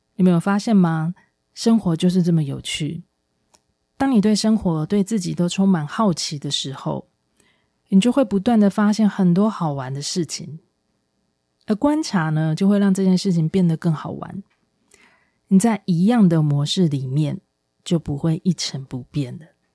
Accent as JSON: {"language": "Chinese", "country": "Taiwan", "said": "这是我们台湾人很容易有的心态，就是都很客气，不想麻烦别人。"}